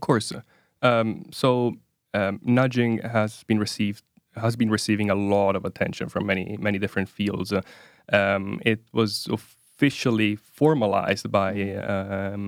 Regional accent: Italy; moved away as an adult; now in Oslo, Norway; I'm originally from from Italy

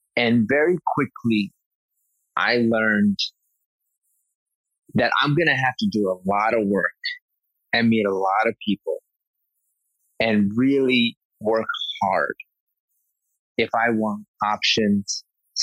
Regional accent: New York City, New York, United States; I came from humble beginnings growing up in Flushing, Queens

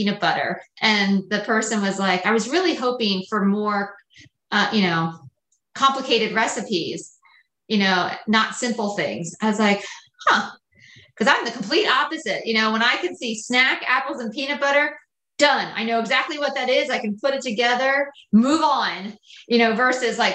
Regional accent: Lancaster County, Pennsylvania, United States; I grew up in Lancaster County, so everything was very simple

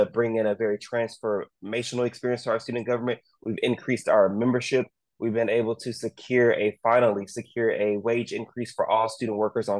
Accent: Duncanville, Texas, United States; I grew up in a suburb called Duncanville, Texas

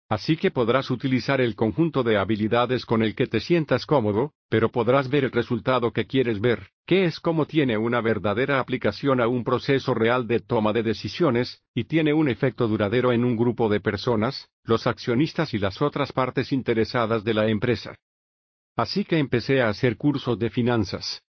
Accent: Venice, Florida, United States; nací y crecí en Venice, Florida

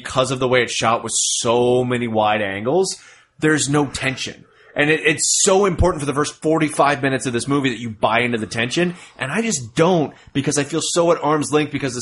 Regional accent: United States; I'm an American

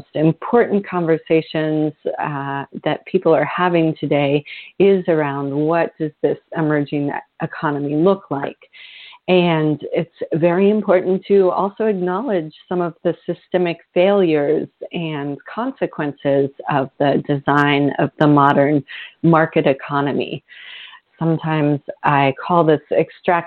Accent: Vermont, United States; my home state of Vermont, where I grew up.

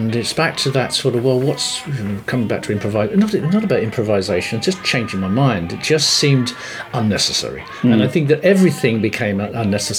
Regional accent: London, United Kingdom; I was brought up in North London

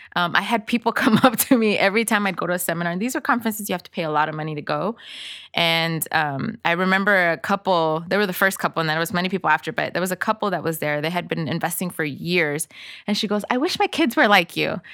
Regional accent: Inglewood, California, United States; English is a second language; also born or lived in El Salvador; I was actually born in El Salvador and my entire family fled to the States because of the Civil War back then in the eighties. So I grew up in Inglewood

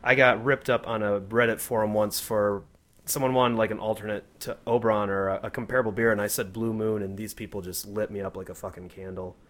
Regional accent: Grand Rapids, Michigan, United States; also born or lived in Kalamazoo, Michigan; now in Colorado, United States; I'm originally from Grand Rapids

